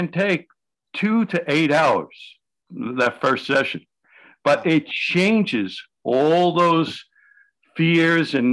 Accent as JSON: {"language": "English", "town": "New York City", "region": "New York", "country": "United States", "tie": "born or raised there", "said": "I grew up in the South Village in New York City"}